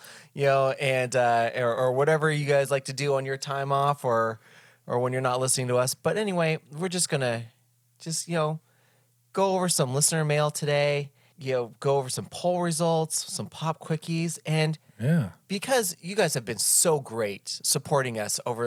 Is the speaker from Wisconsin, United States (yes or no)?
no; Anaheim, California, United States; they put a professional hockey team in my hometown